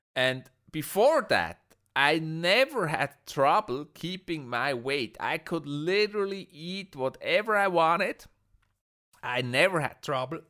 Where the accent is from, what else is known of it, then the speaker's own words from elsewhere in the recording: Switzerland; I'm from Switzerland